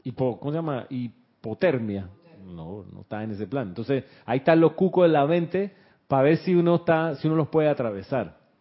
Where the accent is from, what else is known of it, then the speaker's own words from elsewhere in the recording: Panama; accent: Panamanian; éramos acá nosotros con acento panameño